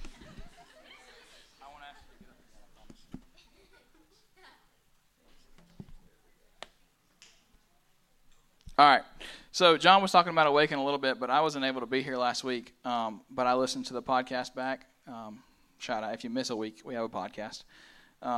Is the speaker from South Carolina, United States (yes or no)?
yes; Pelzer, South Carolina, United States; I'm from Pelzer, South Carolina, just a little small town